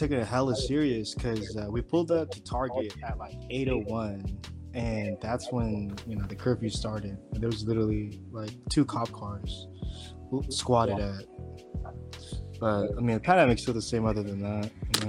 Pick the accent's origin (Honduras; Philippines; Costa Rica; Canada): Philippines; moved away; I was born in the Philippines.